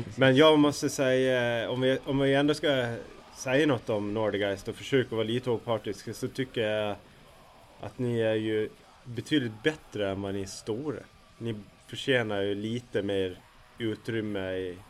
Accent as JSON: {"language": "Swedish", "region": "Gotland", "country": "Sweden", "said": "jag är ju gotlänning som, som de flesta hör"}